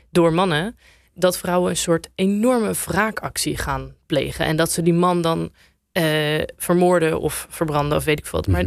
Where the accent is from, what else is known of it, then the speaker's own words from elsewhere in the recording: Apeldoorn, Gelderland, Netherlands; also born or lived in Amsterdam; omdat ik zelf eh, tien jaar daar heb gewoond. En ik kwam uit Apeldoorn naar Zuidoost.